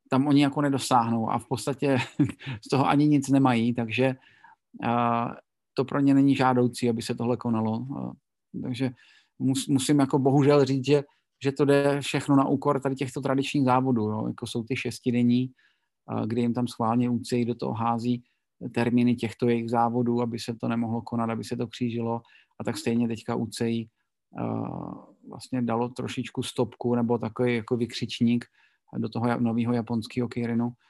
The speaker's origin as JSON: {"language": "Czech", "town": "Brno", "region": "South Moravian Region", "country": "Czechia", "said": "jsem Brňák a v Brně máme velodrom, takový ten starý, tu čtyřstovku dlouhou betonovou"}